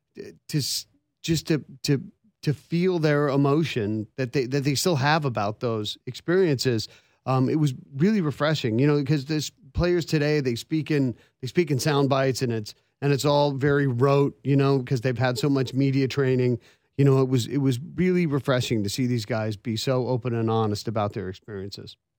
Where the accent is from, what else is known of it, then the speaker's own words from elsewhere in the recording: Vancouver, British Columbia, Canada; now in Nashville, United States; I was born and raised in Vancouver